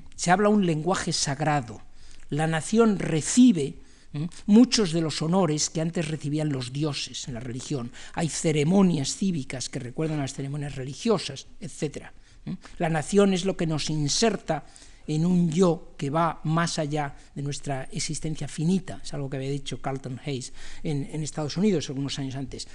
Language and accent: Spanish; Spain; como los españoles